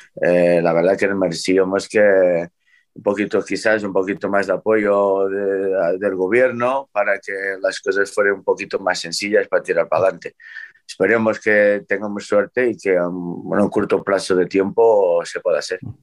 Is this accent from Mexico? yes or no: no; Portugal; now in Spain; soy el, primero portugués con licencia española